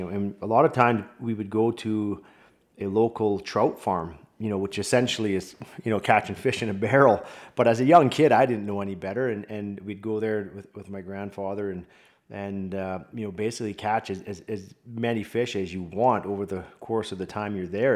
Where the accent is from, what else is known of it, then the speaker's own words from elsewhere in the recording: Vancouver, British Columbia, Canada; also born or lived in Michigan; my hometown, Vancouver Canucks